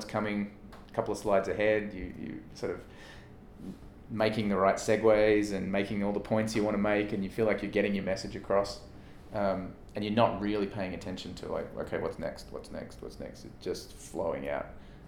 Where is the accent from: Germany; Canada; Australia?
Australia; growing up in Australia, I'm 3 days older, I think, than Leighton Hewitt